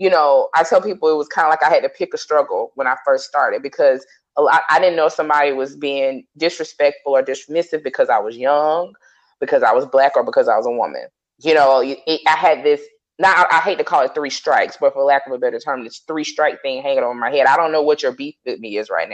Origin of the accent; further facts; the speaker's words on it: the South, United States; I'm a Southerner